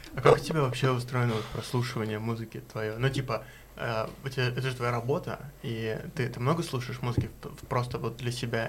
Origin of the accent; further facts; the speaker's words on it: Moscow, Russia; я э, рос в Чертаново